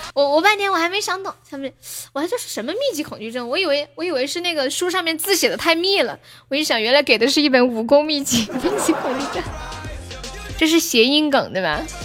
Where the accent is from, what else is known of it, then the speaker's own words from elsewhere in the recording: Sichuan, China; accent: Sichuanese; 用我们四川话说